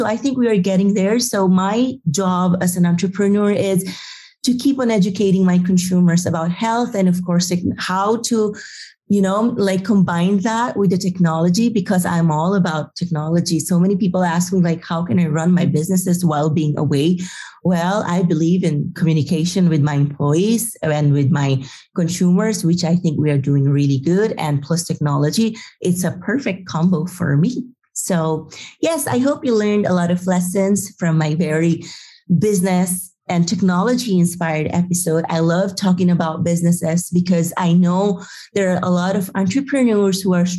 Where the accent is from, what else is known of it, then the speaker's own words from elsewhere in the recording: Madrid, Community of Madrid, Spain; I can run Happy Lab even I am from Madrid.